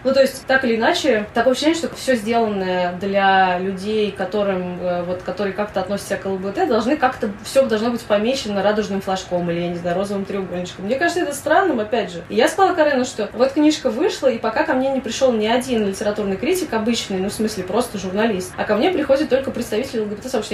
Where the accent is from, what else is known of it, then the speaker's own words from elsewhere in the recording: Saint Petersburg, Russia; moved away as an adult; now in Moscow, Russia; Я родилась в Питере, я, я была в Питере, уехала я после института сразу